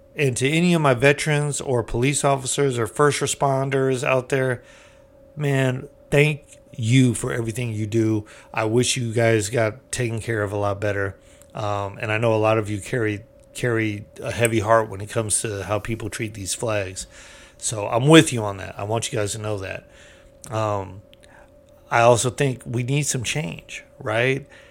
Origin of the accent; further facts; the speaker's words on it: United States; we're American.